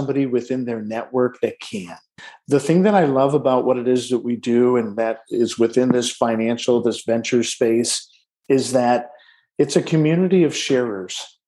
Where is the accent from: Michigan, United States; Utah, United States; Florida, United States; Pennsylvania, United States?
Michigan, United States; Detroit; I was born in Detroit, Michigan, in the shadow of a Ford manufacturing plant's smokestack